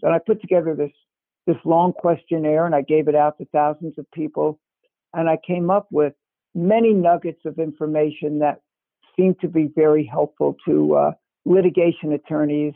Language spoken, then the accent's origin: English; New York City, New York, United States; moved away as an adult; also born or lived in Cambridge, Massachusetts / Ithaca, New York; I am from Brooklyn, New York